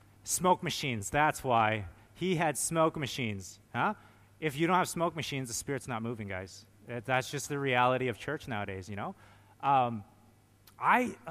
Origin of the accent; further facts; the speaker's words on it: Canada; Being a Canadian